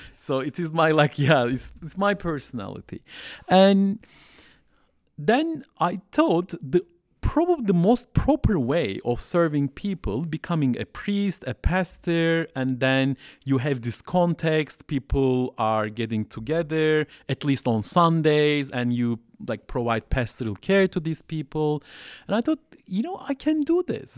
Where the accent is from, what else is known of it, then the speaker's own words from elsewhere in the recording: Istanbul, Turkey; English is a second language; moved away as an adult; also born or lived in Southeast Turkey; now in Montreal, Canada; I grew up in Turkey. So I'm originally from Turkey. I grew up in Istanbul